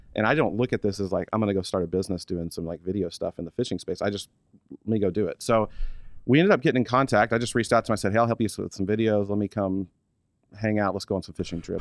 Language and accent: English; Oklahoma City, Oklahoma, United States; moved away as an adult; also born or lived in Stillwater, Oklahoma; I was born in Oklahoma City, Oklahoma. Born and raised there till, let's see, when I moved here, so three years ago